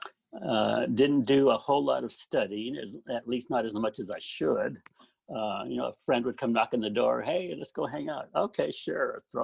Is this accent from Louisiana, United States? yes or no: no; Phoenix, Arizona, United States; moved away as an adult; also born or lived in Gilbert, Arizona / Ithaca, New York; I grew up in Phoenix, Arizona, South Phoenix, and actually started out in a smaller town in Gilbert, Arizona